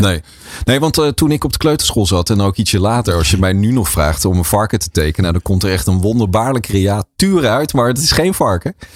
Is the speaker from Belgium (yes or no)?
no; Leersum, Utrecht, Netherlands; in Leersum, waar ik ben geboren en getogen